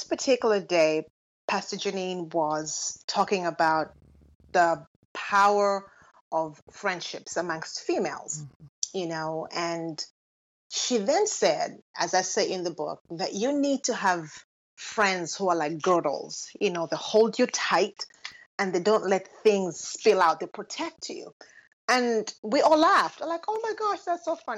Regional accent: Lusaka, Lusaka Province, Zambia; moved away as an adult; now in United States; I was born and raised in Lusaka, Zambia

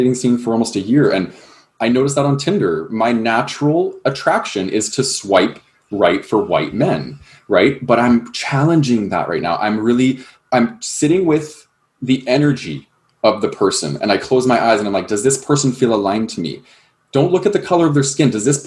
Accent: Calgary, Alberta, Canada; I grew up in Calgary, Alberta

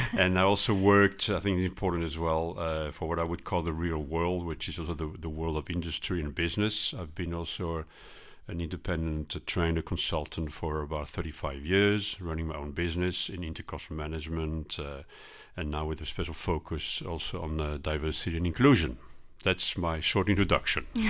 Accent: Strasbourg, Grand Est, France; English is a second language; moved away as an adult; now in Netherlands; I'm originally from France, Strasbourg, but, uh, I lived for, uh, forty-one years in the Netherlands

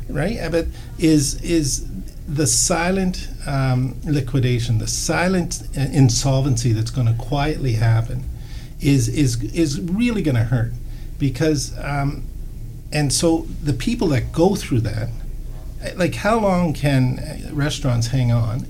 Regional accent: Nova Scotia, Canada; moved away; I'm from Nova Scotia

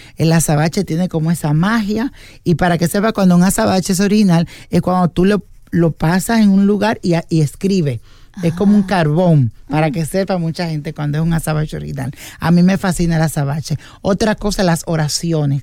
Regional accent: Dominican Republic; yo soy de República Dominicana

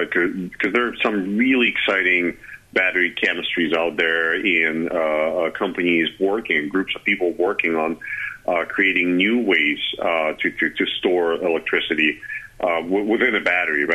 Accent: Russia; moved away as an adult; now in Charlottesville, United States; I am originally from Russia, and that's kind of where I started working

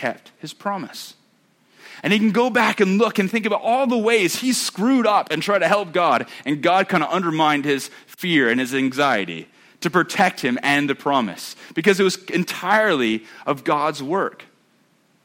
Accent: United States; I'm American

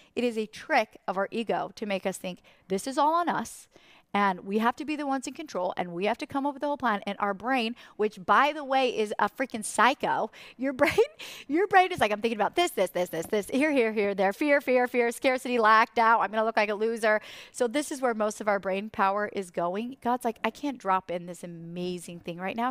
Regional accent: Idaho, United States; from Idaho

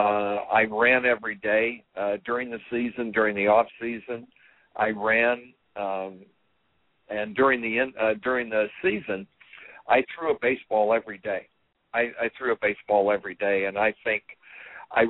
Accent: Terre Haute, Indiana, United States; growing up in Terre Haute, Indiana

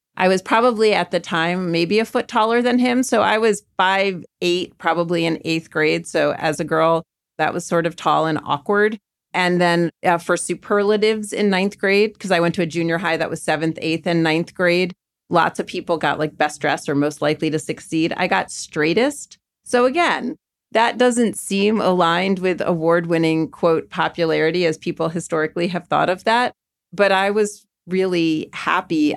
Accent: Maryland, United States; moved away as an adult; now in New York City, United States; growing up in Maryland

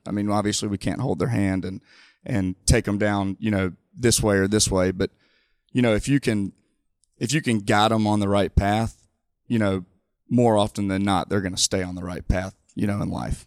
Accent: Mobile, Alabama, United States; I'm born and raised in Mobile

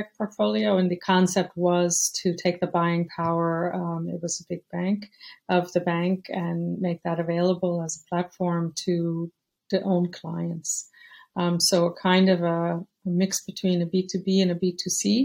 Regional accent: United States; moved away as an adult; now in Europe; I'm American, but I've been living in Europe for over 30 years now

